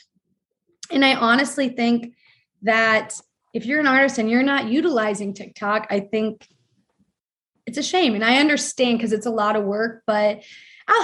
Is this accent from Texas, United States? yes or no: no; Ohio, United States; I'm from Ohio